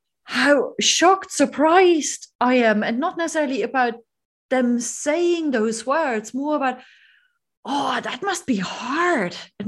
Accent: Germany; moved away; my home country, in Germany.

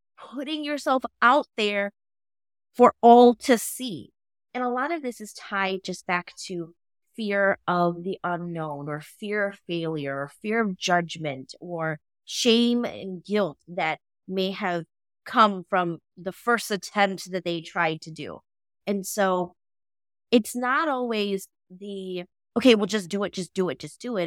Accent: United States; I am Hmong American, so my culture has a huge influence on how I grew up

